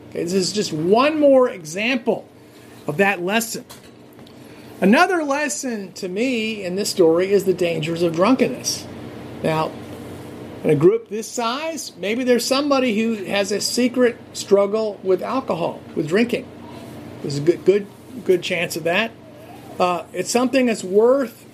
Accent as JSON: {"language": "English", "region": "New Jersey", "country": "United States", "tie": "born or raised there", "said": "growing up in New Jersey, Irish Catholic"}